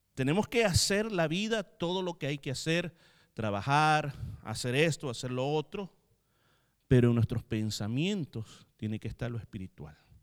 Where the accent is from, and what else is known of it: El Salvador; moved away